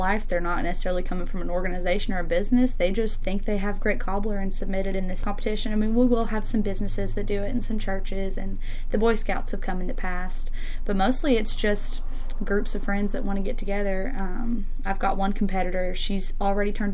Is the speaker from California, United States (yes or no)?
no; Harriman, Tennessee, United States; I was born and bred. I'm from Harriman, Tennessee. I went to school here my whole life